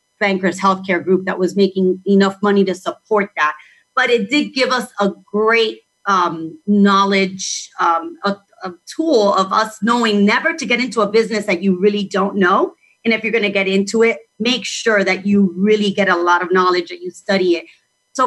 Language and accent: English; Miami, Florida, United States; I was born in Miami. My parents are Cuban, but I was born and raised in Miami.